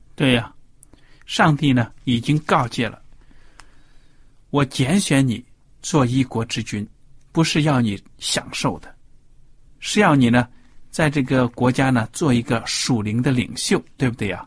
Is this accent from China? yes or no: yes; China; 我们中国的谚语